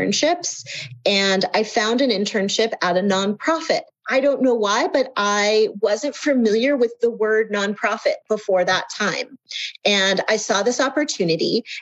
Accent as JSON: {"language": "English", "town": "Kansas City", "country": "United States", "tie": "born or raised there", "also_born_or_lived": "New York", "moved": "as an adult", "said": "I grew up in Kansas City. I am Kansas City born and bred"}